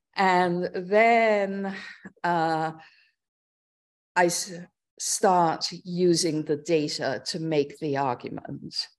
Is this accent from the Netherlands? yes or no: no; London, United Kingdom; moved away as an adult; also born or lived in Oxford; now in New York, United States; I was born in London, uh, Northwest London, and grew up there